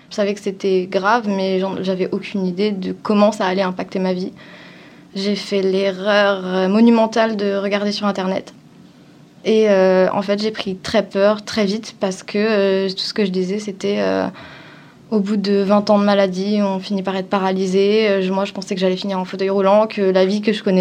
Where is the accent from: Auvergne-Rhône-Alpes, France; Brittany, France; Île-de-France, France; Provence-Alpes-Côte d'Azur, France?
Provence-Alpes-Côte d'Azur, France; Avignon; En vrai, j'ai beaucoup bougé en France, donc euh, mmh. je viens d'Avignon en gros, parce que c'est là où j'ai passé le plus clair de mon temps.